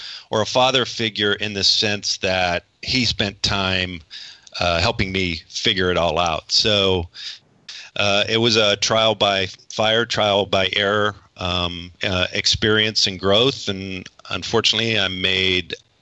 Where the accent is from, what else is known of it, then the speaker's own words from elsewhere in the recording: Northeast Ohio, United States; I was born in Northeast Ohio, relatively large family, six kids